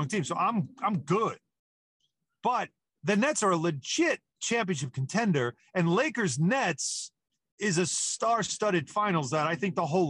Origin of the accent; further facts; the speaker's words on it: Long Island, New York, United States; we live on Long Island at the time because I was born on Long Island.